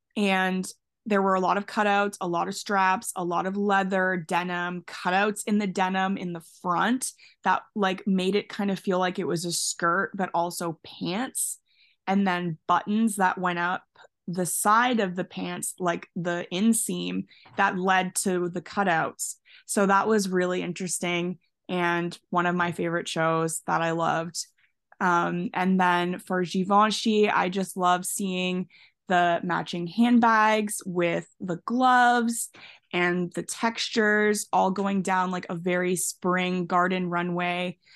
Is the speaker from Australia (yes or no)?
no; Canada; I'm from Canada